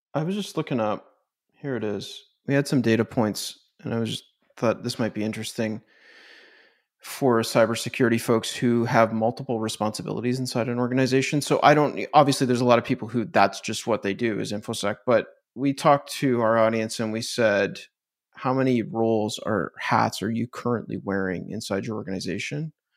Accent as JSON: {"language": "English", "country": "Canada", "said": "I'm Canadian, so we don't have these brands"}